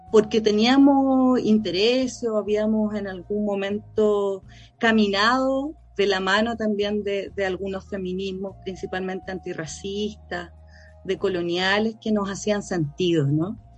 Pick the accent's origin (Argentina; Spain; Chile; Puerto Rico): Chile; La Pintana, Santiago Metropolitan Region; Tengo 42 años, soy originaria de La Pintana, eh, de la población